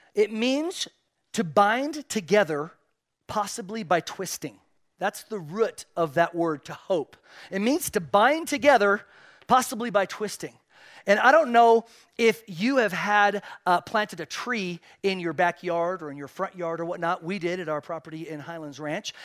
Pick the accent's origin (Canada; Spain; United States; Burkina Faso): Spain; moved away; I was born and raised in Spain